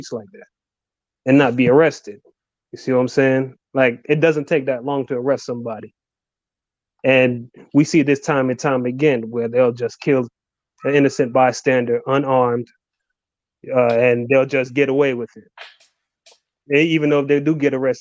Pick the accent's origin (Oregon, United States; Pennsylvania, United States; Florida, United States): Florida, United States; Orlando; also born or lived in New York; Was born in New York, came down to Orlando when I was 5 years old. Been raised here ever since